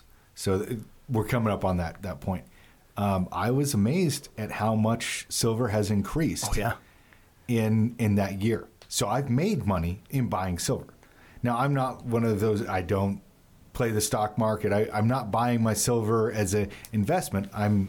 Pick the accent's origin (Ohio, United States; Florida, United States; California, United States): California, United States; You know, I grew up in Southern California.